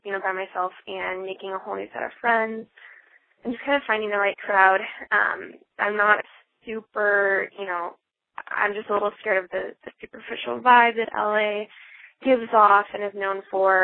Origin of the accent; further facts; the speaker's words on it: Minneapolis, Minnesota, United States; I am from the Midwest, pretty much born and raised here.